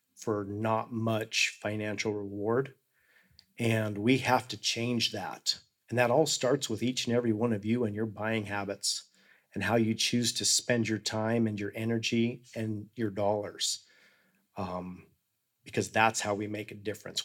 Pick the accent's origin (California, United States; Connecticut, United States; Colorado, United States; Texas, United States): Colorado, United States; Hotchkiss; I was born and raised in Hotchkiss, Colorado, which is in the same county that I live right now.